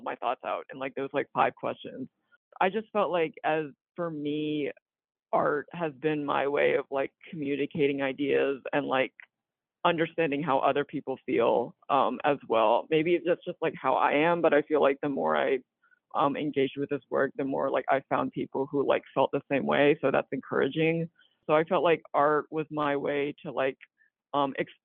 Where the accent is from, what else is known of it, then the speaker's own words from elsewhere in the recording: North Carolina, United States; I'm from North Carolina